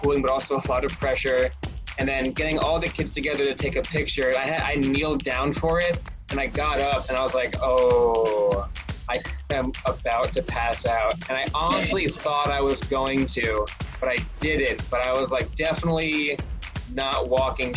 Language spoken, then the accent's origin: English; Scotch Plains, New Jersey, United States; I'm born and raised in Scotch Plains, New Jersey